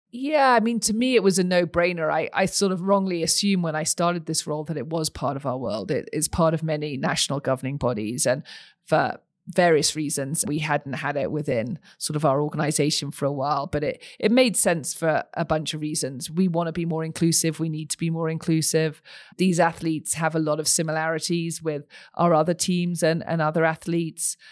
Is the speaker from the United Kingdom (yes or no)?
yes; United Kingdom; moved away as an adult; also born or lived in Texas, United States / Los Angeles, United States; now in Utah, United States; you can probably tell from my accent, I didn't grow up here, I grew up across the pond.